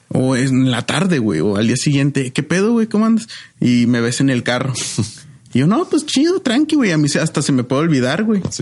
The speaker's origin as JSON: {"language": "Spanish", "town": "Ciudad Juárez", "region": "Chihuahua", "country": "Mexico", "said": "sí soy de Juárez"}